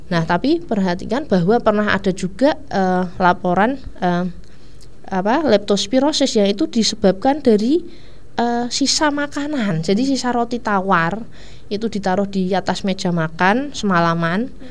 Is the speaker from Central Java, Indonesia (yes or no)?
yes; Ungaran, Central Java, Indonesia; daerah saya juga daerah atas sih saya dari Ungaran itu juga ada tikusnya